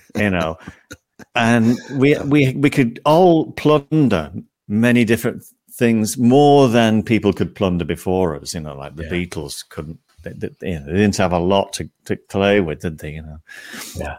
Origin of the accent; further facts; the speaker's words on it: St Helens, North West England, United Kingdom; I was from St. Helens